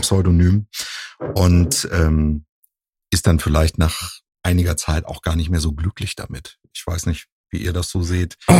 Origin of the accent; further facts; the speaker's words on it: Husum, Schleswig-Holstein, Germany; now in Cologne, Germany; ich komme ja ursprünglich aus Nordfriesland, aus Husum